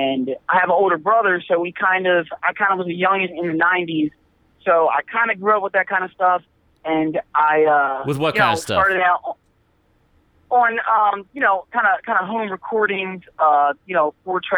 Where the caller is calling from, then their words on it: Philadelphia, Pennsylvania, United States; I'm calling from the Philadelphia area of Pennsylvania.